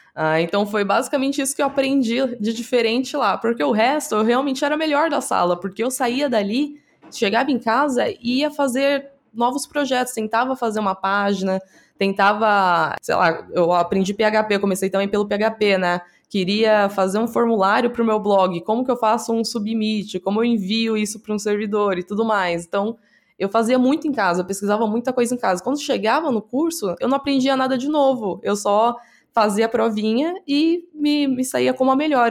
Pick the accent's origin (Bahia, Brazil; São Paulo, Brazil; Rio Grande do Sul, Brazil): São Paulo, Brazil; Praia Grande; Eu sou da Praia Grande, né, litoral de São Paulo